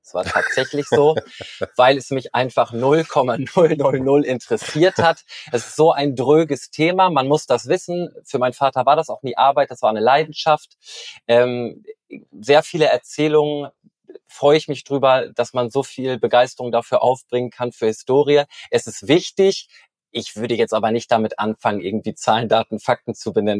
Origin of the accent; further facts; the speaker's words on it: Norderney, Lower Saxony, Germany; Ich bin auf Norderney geboren und aufgewachsen